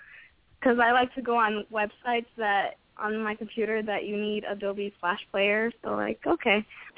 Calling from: Long Island, New York, United States; I'm … from New York.

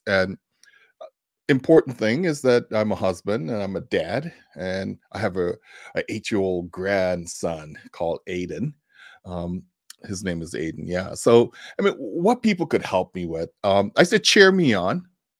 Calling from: Tucson, Arizona, United States; So I'm joining you from Tucson, Arizona.

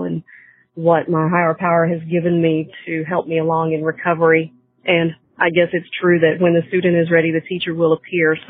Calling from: North Carolina, United States; I'm calling from North Carolina

